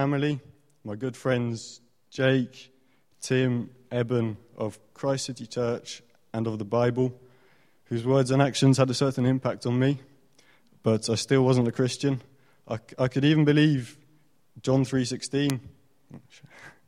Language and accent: English; France; moved away; I grew up in France